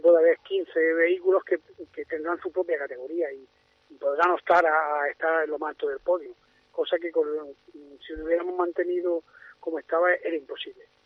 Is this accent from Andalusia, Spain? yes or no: yes; Andalusia, Spain; yo soy de Andalucía